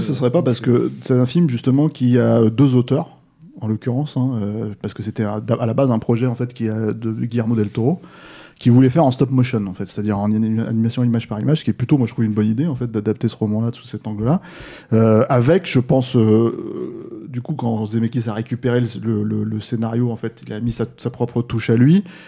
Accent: France; chez nous en France

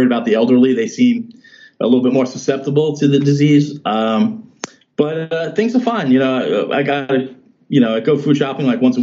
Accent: New York City, New York, United States; moved away as an adult; now in New Jersey, United States; I'm from Staten Island.

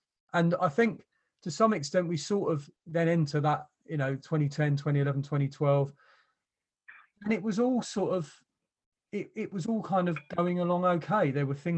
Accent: London, United Kingdom; moved away; I was born down the road from the ground

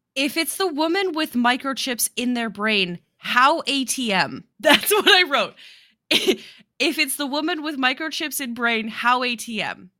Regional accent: Midwest or Mountain West, United States; we grew up in the Midwest or Mountain West, depending on who you talk to, the Mid-Mountain West

